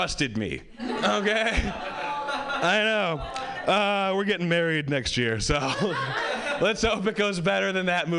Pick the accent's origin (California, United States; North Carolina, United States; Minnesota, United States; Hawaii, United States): Hawaii, United States; I grew up white in Hawaii